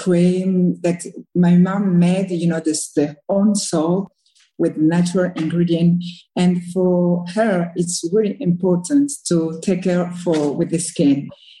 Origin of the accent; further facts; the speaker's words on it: Republic of the Congo; English is a second language; moved away; So I grew up in Congo, in Africa, Congo Brazzaville. And, you know, the relation when I was a little girl in Africa